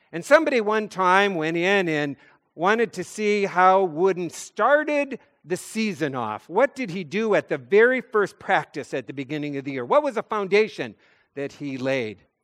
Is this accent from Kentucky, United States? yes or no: no; North Dakota, United States; I'm a kid from North Dakota